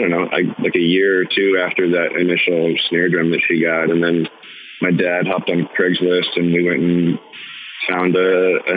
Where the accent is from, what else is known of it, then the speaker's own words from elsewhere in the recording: Portland, Oregon, United States; kind of in the suburbs, all around the Sherwood, Tigard, Beaverton, the whole area